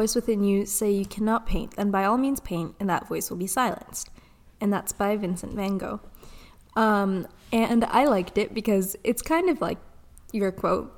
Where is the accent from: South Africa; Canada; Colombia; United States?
Canada; I'm Canadian